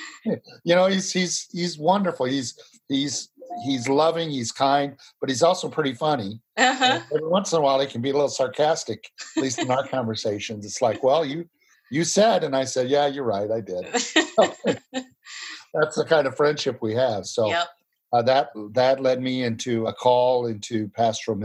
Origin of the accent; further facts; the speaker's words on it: Illinois, United States; now in Mechanicsburg, United States; I was raised in Illinois by parents who came from Kentucky